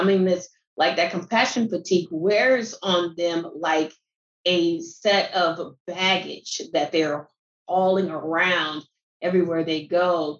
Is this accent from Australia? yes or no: no; Omaha, Nebraska, United States; moved away as an adult; now in Palm Beach County, United States; I'm originally from Omaha, Nebraska.